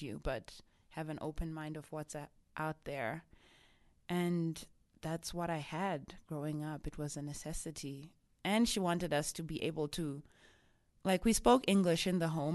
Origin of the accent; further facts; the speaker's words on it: Harare, Zimbabwe; first language Shona; English is a second language; moved away as an adult; also born or lived in South Africa / England; now in United States; I'm originally from Zimbabwe, in Harare. That's where I grew up